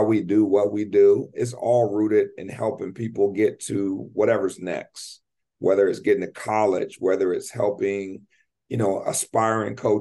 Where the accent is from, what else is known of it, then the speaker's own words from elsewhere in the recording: United States; moved away as an adult; now in Canada; I'm an American